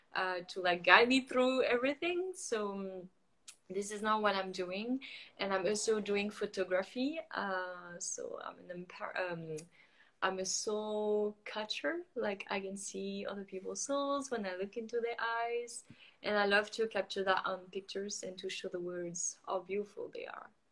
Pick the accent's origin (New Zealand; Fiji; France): France; moved away as an adult; also born or lived in Montreal, Canada; now in Playa del Carmen, Mexico; I grew up in France, but I'm totally feeling disconnected with France.